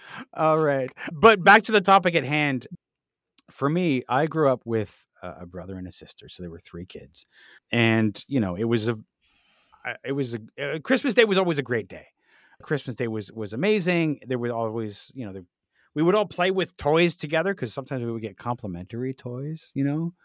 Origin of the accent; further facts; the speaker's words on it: Canada; we're Canadian, so we celebrate Boxing Day